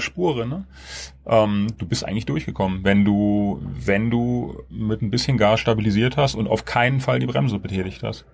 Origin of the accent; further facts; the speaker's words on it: Germany; wir so als Deutsche